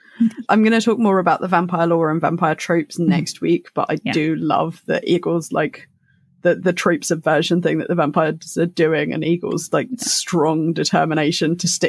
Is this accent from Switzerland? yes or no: no; England, United Kingdom